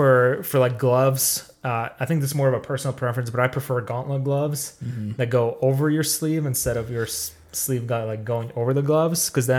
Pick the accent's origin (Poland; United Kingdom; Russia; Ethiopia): Russia; And I do like winter because I'm Russian. We're born in it. I'm just kidding. I was born in July.